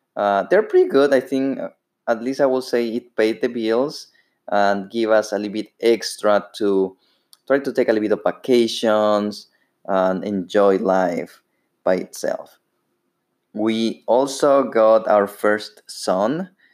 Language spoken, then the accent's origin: English; Ecuador; English is a second language; moved away as an adult; now in United States; As you may hear, I have a, an accent. Uh, I'm actually from Ecuador. I lived over there for 21 years